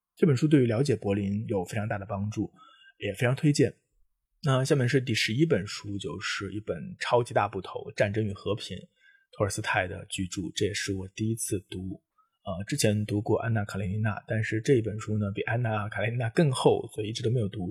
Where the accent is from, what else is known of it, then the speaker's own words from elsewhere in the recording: China; 作为中国人